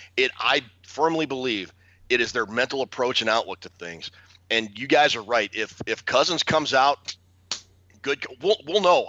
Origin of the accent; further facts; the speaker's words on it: Minnesota, United States; I cheer for the Gophers because they're my home state team